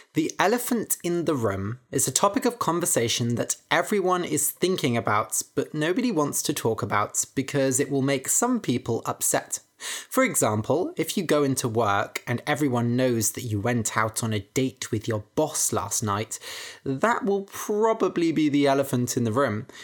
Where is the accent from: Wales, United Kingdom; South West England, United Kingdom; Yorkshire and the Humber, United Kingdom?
South West England, United Kingdom; Bath; Seagulls are everywhere in my hometown, Bath